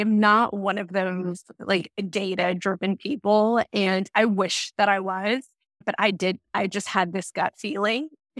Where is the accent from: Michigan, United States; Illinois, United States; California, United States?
California, United States; Los Angeles; I grew up in Los Angeles, and the entertainment industry, it's a major industry out here.